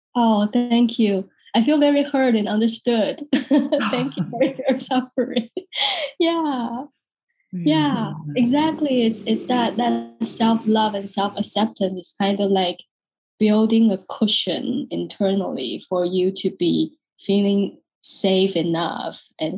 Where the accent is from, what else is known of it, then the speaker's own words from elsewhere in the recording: Taiwan; moved away as an adult; also born or lived in London, United Kingdom; now in San Francisco, United States; I'm born and raised in Taiwan, even though I live in the US in San Francisco, but I'm 100% Taiwanese